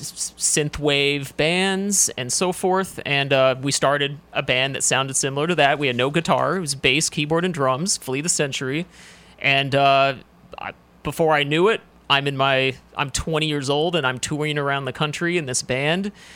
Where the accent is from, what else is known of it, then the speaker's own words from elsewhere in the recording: Washington, United States; moved away as an adult; also born or lived in Seattle / Spokane / Los Angeles; I'm from, uh, Washington State, so it was actually, I'm from the West Coast. I moved here about ten years ago for wrestling